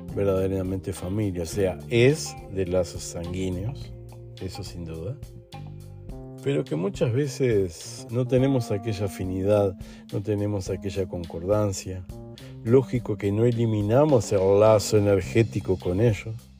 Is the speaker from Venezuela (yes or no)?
no; Uruguay; also born or lived in Argentina / Brazil; now in Lisbon, Portugal; soy uruguayo, viví en Argentina un tiempito, después viví en Brasil unos cuantos años y ahora estoy aquí en Portugal.